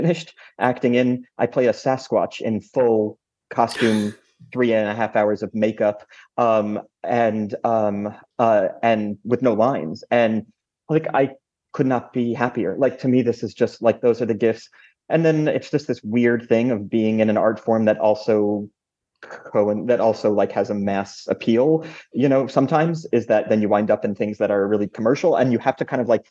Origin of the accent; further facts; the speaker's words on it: New York, United States; an American and a New Yorker